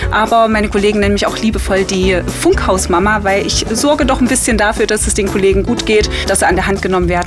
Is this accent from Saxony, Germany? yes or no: yes; Chemnitz, Saxony, Germany; also born or lived in Zwickau; now in Leipzig, Germany; 35 Jahre, geboren in Zwickau, aufgewachsen in Chemnitz und 2002 nach Leipzig gezogen.